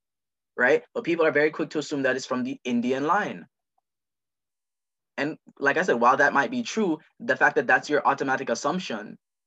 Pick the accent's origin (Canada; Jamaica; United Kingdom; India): Jamaica; I am a Jamaican Muslim